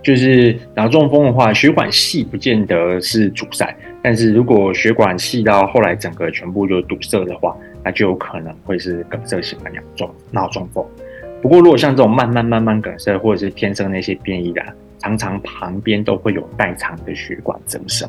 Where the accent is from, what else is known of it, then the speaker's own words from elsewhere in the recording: Taiwan; moved away as an adult; also born or lived in United States; now in Vietnam; 在二零二一年之前，其实我并没有回台湾